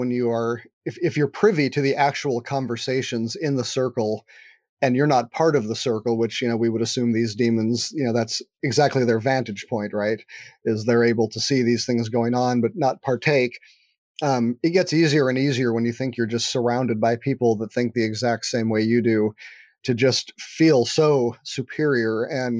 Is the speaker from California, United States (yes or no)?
yes; California, United States; You know, I'm a Californian, so I don't have an accent, so I would say you can probably trust that one.